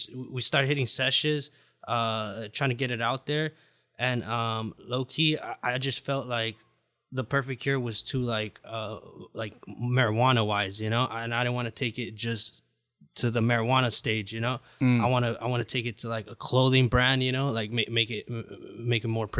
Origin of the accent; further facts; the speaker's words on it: Garden Grove, California, United States; also born or lived in Huntington Beach, California; Huntington Beach at first, and then moved to Garden Grove.